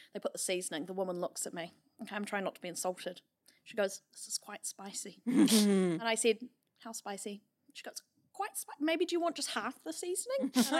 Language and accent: English; Auckland, New Zealand; I'm from West Auckland.